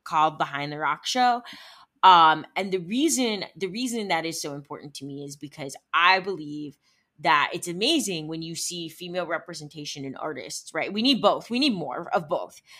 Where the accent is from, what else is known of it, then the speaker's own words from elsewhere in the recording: Cleveland, Ohio, United States; also born or lived in Arizona; now in Los Angeles, United States; grew up in Ohio, in the Cleveland area